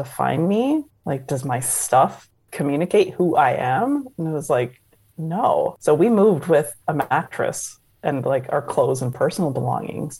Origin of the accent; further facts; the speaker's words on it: just outside of Toronto, Ontario, Canada; moved away as an adult; also born or lived in New York / Indianapolis / Chicago / New Jersey; now in Florida, United States; I grew up just outside of Toronto, met someone from New York, moved to New York